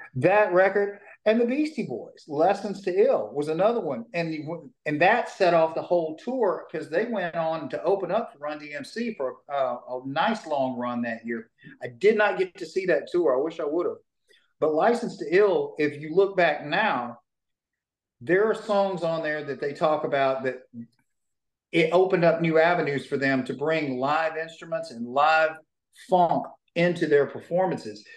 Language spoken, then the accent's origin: English; Shreveport, Louisiana, United States; I was born in Shreveport, Louisiana, grew up in a little bitty town